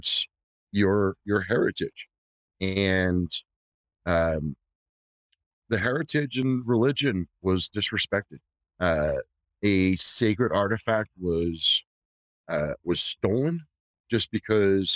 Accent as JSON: {"language": "English", "town": "New York City", "region": "New York", "country": "United States", "tie": "born or raised there", "said": "I was born in the South Bronx in the fucking 80s"}